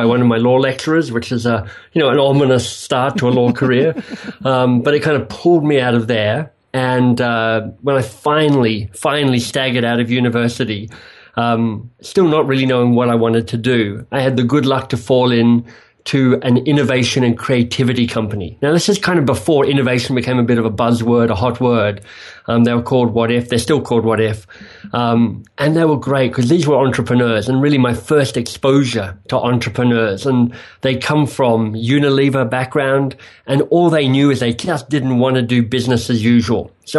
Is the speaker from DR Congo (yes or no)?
no; Australia; moved away as an adult; also born or lived in England; So if people are wondering what my vaguely exotic accent is, I am a misplaced or displaced Australian. So I was Australian, I was carrying on there, and then I had the good luck to win a Rhodes Scholarship that whisked me away to England